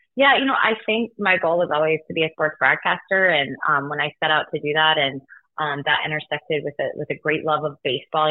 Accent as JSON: {"language": "English", "town": "Denver", "region": "Colorado", "country": "United States", "tie": "born or raised there", "said": "my hometown in Denver, Colorado"}